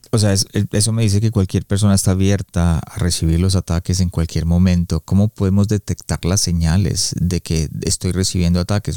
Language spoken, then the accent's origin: Spanish; Colombia; yo soy colombiano